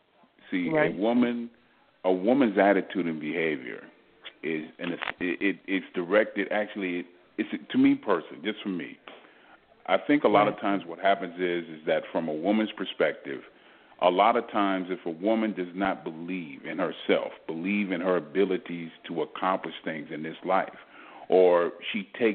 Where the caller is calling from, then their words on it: Texas, United States; I'm calling from Texas.